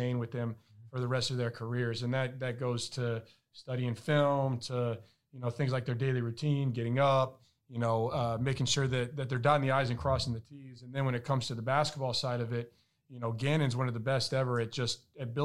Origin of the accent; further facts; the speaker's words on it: Albuquerque, New Mexico, United States; moved away as an adult; also born or lived in Ithaca, New York / Spain / Italy / Germany; I'm from Albuquerque, New Mexico